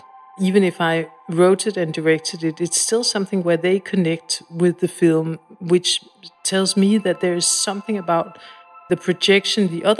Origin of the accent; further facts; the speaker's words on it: Copenhagen, Capital Region, Denmark; I was alone quite a lot. Both my parents worked.